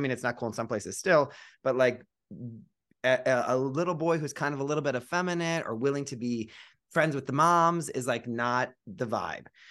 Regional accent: Cleveland, Ohio, United States; I grew up in Cleveland, Ohio

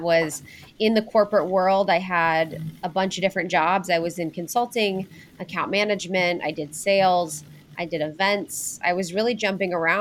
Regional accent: Ohio, United States; moved away as an adult; also born or lived in Chicago / New York / Los Angeles; I'm from Ohio. So I'm from a small town in Ohio outside of Cincinnati.

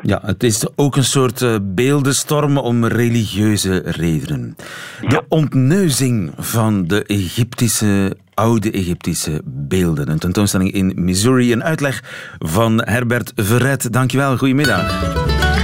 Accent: Belgium; hoe het vroeger bij ons in de Afrikaanse kolonie Congo was

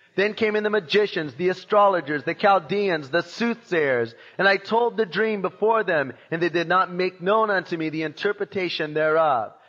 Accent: Long Beach, California, United States; I was born in Long Beach in 1952

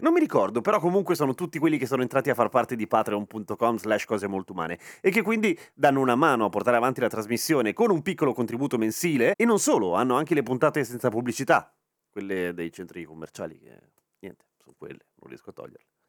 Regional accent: Lombardy, Italy; sono Lombardo

